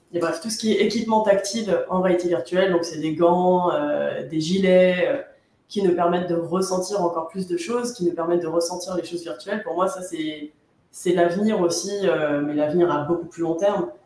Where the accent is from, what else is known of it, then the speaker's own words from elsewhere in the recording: France; nous, en France